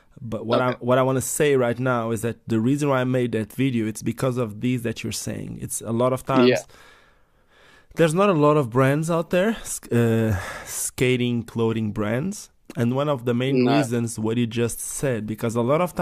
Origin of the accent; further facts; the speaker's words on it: Portugal; I'm from Portugal. It's a small village in Portugal.